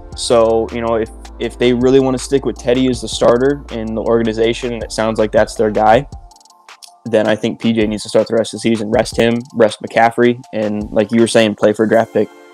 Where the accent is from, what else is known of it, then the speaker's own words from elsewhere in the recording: Raleigh, North Carolina, United States; now in South Carolina, United States; I'm originally from Raleigh, North Carolina